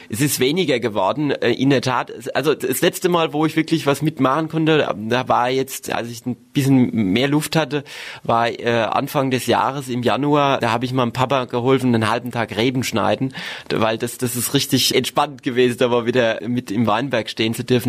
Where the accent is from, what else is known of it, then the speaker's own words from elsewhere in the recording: Dittelsheim-Hessloch, Rhineland-Palatinate, Germany; also born or lived in Worms; Ich bin im Stadtkrankenhaus in Worms glücklich zur Welt gekommen, aber aufgewachsen bin ich in Dittelsheim-Hessloch, in einer wunderbaren Ortsgemeinde, auch ein Stück weit im Herzen Rheinhessens